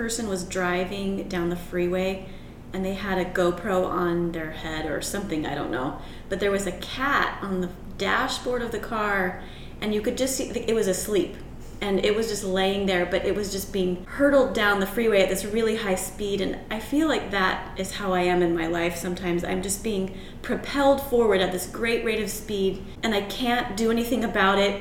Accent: Portland, Oregon, United States; now in St. Louis, United States; I was born in Portland.

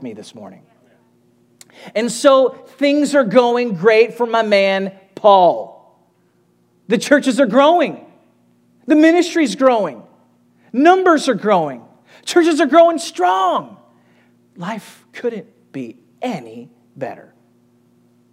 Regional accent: United States; we as American ministers

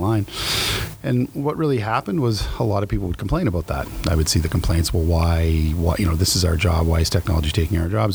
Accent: New Brunswick, Canada; moved away; I'm from New Brunswick

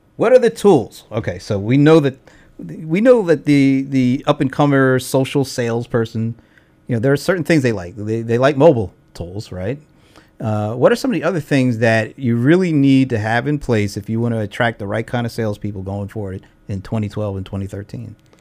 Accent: Delaware, United States; now in Atlanta, United States; I'm from Delaware, so I've been here for about thirteen years

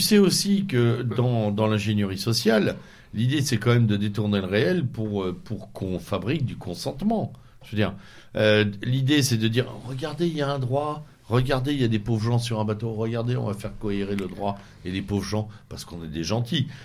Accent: Normandy, France; chez moi en Normandie

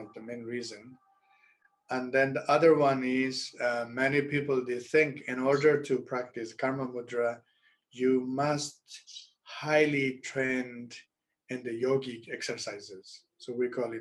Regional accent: Rebkong, Qinghai, China; English is a second language; moved away; my hometown in Repkong

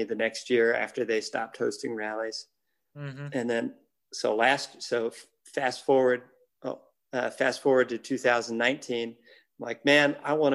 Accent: Nebraska, United States; I'm from Nebraska

